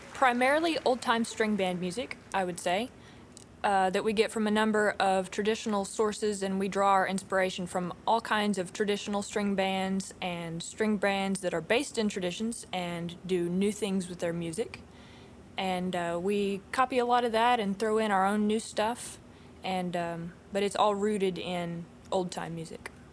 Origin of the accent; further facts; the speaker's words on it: Mountain View, Arkansas, United States; I grew up in Mountain View, and uh, since I could walk, I danced on the stage